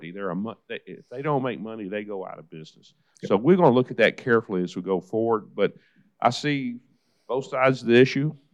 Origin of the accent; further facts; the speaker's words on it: Nashville, Tennessee, United States; I was born and raised in Nashville. I'm a native son of Nashville.